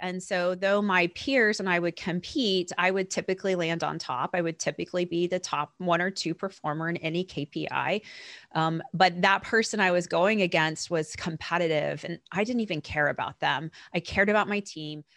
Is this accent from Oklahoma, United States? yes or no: yes; Oklahoma, United States; I was born and raised in Oklahoma